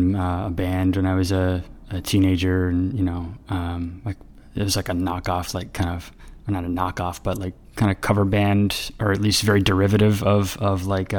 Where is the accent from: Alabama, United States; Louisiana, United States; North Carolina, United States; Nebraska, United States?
North Carolina, United States; also born or lived in San Diego / Colorado; now in Richmond, United States; primarily I grew up in North Carolina, but I was born in San Diego, and then I lived in Colorado for a little bit when I was a kid, and then, but primarily I grew up in North Carolina.